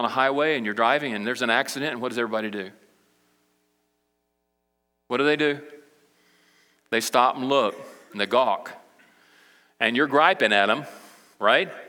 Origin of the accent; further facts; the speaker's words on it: Brazil; But I can remember when I grew up in Brazil, my parents, you know, they were missionaries, and we went over to South America, Brazil, with the International Mission Board when I was uh, eight years old.